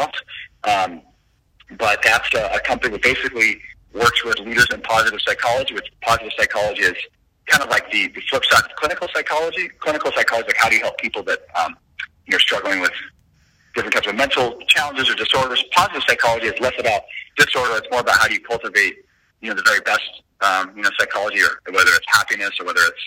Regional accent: Provo, Utah, United States; moved away; BYU, which is my hometown

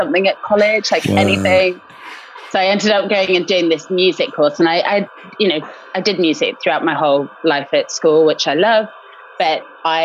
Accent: Canada; now in United Kingdom; I am half Russian, half English, and I grew up in Canada before moving to the UK

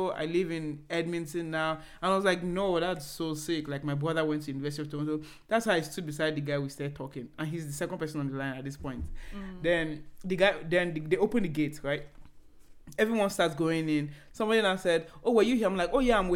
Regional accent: Enugu State, Nigeria; now in Abuja, Nigeria; we don't have house in Lagos. We live in Abuja. And I'm personally from Enugu State

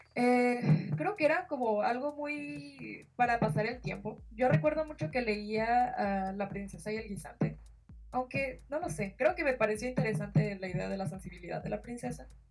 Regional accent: Sinaloa, Mexico; yo soy de México, en Sinaloa, que es prácticamente un poquito más abajo del norte

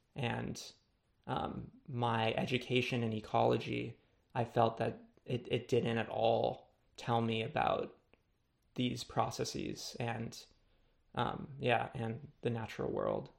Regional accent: Los Angeles, California, United States; growing up in Los Angeles

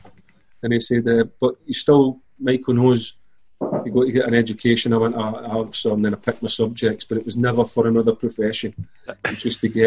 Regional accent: Glasgow, Scotland, United Kingdom; I'm from Scotland, Glasgow. Played football from a very early age

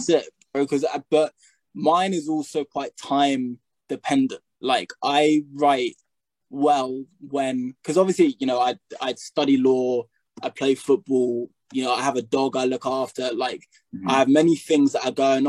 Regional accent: United Kingdom; also born or lived in United States; now in England; I'm British, you know, I was only in America for a year

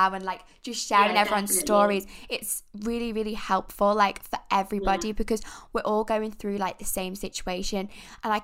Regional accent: Isle of Man; also born or lived in Manchester; I'm from the Isle of Man

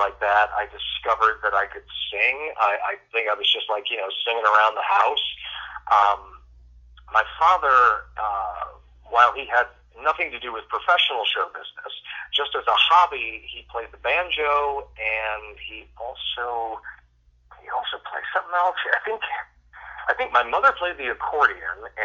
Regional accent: Fort Lauderdale, Florida, United States; I was born in Fort Lauderdale in Broward General Hospital

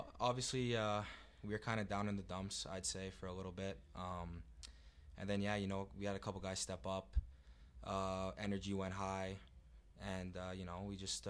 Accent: Toronto, Ontario, Canada; from Toronto, Ontario.

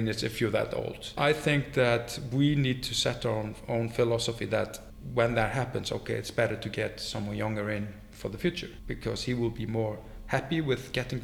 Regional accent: Iceland; moved away as an adult; now in Hong Kong; in Iceland, because we're an island

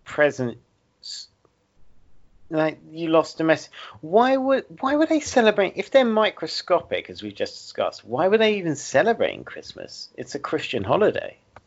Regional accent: Essex, East of England, United Kingdom; accent: Essex; moved away; We're from very opposite ends of Britain. Like, I'm not from where I live. I'm from Essex, which is very much south of where I actually live.

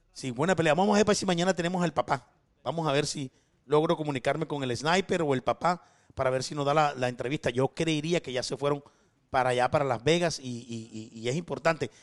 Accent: Barranquilla, Atlántico, Colombia; yo también soy barranquillero

